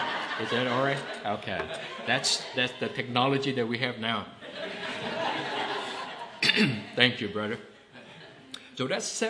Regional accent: Klang, Selangor, Malaysia; This is the country of Malaysia, where Sister Pui Fan and I come from

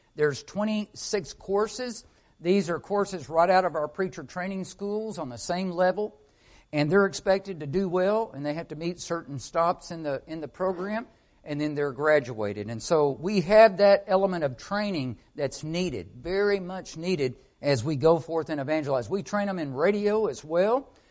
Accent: Arkansas, United States; I'm from Arkansas

